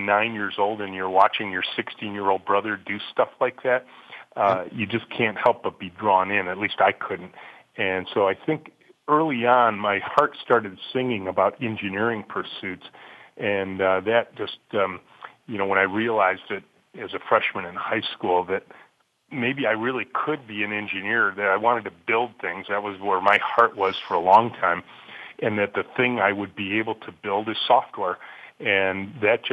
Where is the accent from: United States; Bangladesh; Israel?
United States; Macomb County, Michigan; I grew up in Macomb County, just north of Detroit, Chippewa Valley High School grad